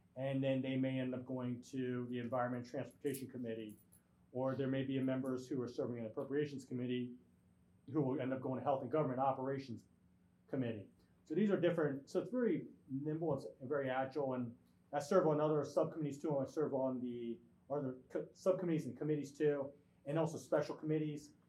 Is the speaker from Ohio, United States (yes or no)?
no; Glen Burnie, Maryland, United States; kid from Glen Burnie who grew up poor